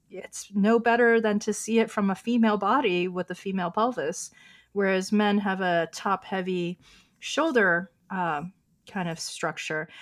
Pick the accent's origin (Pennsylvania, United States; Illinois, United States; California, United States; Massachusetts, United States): California, United States; Oakland; first language Chinese; English is a second language; also born or lived in San Francisco / New York City / Hong Kong; now in West Hollywood, United States; I grew up in Oakland as a, uh, daughter of Chinese immigrants.